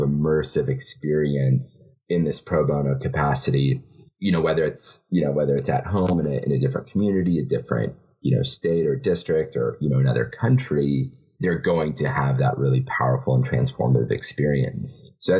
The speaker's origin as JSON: {"language": "English", "country": "Kenya", "said": "my home country of Kenya"}